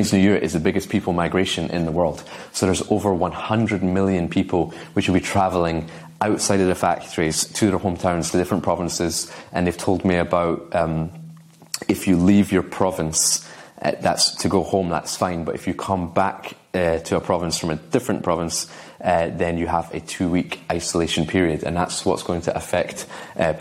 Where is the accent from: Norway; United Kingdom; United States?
United Kingdom; Scotland; I'm from Scotland